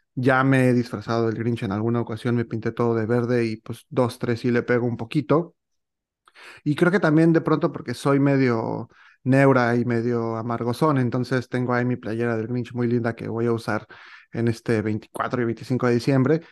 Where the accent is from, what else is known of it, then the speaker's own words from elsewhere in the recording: Mexico; yo como mexicano y, viviendo pues, toda mi vida en este país, eh, México